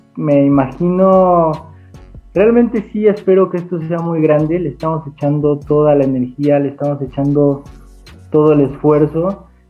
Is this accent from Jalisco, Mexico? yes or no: yes; Atotonilco el Alto, Jalisco, Mexico; se grabó en Atotonilco el Alto, yo soy de, de allá